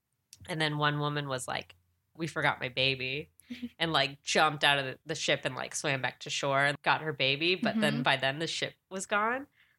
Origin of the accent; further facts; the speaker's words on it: San Diego, California, United States; because I'm from San Diego, so military.